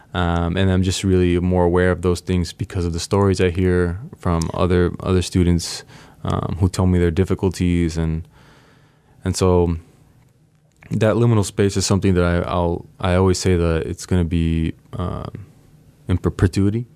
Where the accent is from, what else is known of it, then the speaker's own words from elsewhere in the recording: San Diego, California, United States; first language Spanish; English is a second language; also born or lived in Tijuana, Mexico; I grew up in San Diego